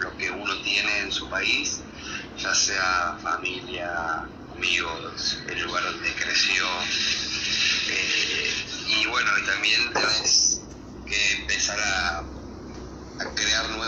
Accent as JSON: {"language": "Spanish", "country": "Argentina", "moved": "yes", "said": "yo soy argentino"}